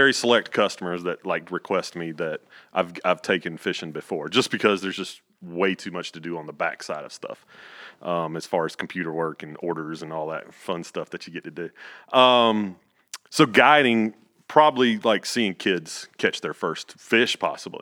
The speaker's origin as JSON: {"language": "English", "region": "central North Carolina", "country": "United States", "tie": "born or raised there", "said": "I was born in Pinehurst, but I probably lived, like, fifteen, twenty minutes from Pinehurst."}